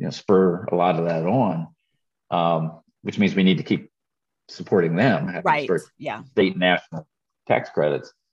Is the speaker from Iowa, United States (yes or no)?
no; York, Pennsylvania, United States; when we were growing up in York, Green's Dairy was an old fashioned ice cream and milk dairy in York